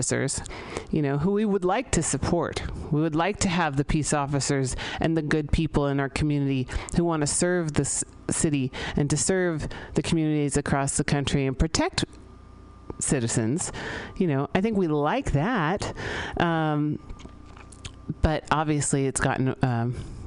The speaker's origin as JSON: {"language": "English", "town": "San Francisco", "region": "California", "country": "United States", "tie": "born or raised there", "said": "I grew up here in San Francisco"}